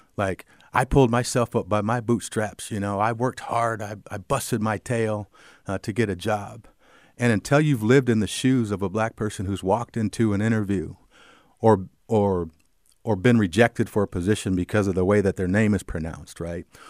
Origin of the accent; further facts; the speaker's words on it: Cedar Rapids, Iowa, United States; I grew up in Cedar Rapids. I'm a native